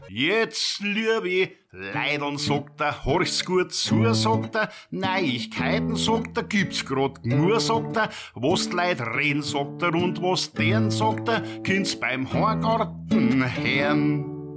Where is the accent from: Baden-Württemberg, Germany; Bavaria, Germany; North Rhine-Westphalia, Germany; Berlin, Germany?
Bavaria, Germany; Schöneck; Ich bin aufgewachsen in Schöneck. Wer das nicht kennt, das ist so die Grenze vom Garmisch-Partenkirchner Landkreis zwischen Rottenbuch